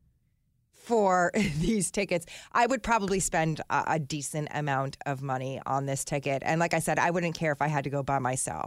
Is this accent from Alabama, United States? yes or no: no; New Jersey, United States; I'm from Jersey, and I'm Italian